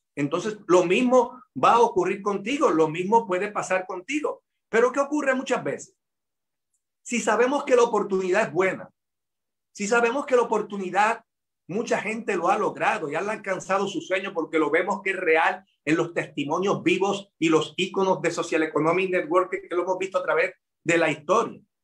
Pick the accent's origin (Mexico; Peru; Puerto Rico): Puerto Rico; de mi pueblo a Ponce son casi tres horas de viaje